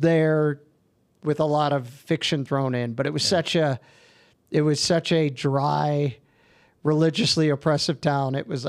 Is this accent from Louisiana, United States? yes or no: yes; Baton Rouge, Louisiana, United States; also born or lived in Detroit; I was a Detroit kid. And then I moved when I was like, 12 to Louisiana.